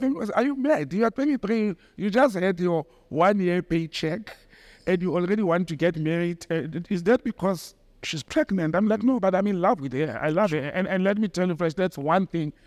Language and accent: English; Johannesburg, Gauteng, South Africa; the accent, she could hear that I'm from Joburg